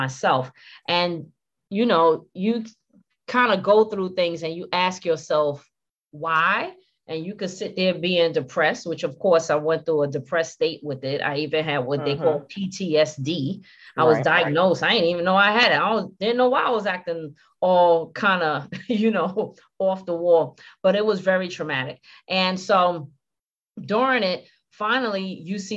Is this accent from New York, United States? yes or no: yes; New York City, New York, United States; moved away as an adult; also born or lived in Virginia / Washington, D.C.; I'm originally from Brooklyn, New York. And I was raised in Brooklyn by Panamanian parents.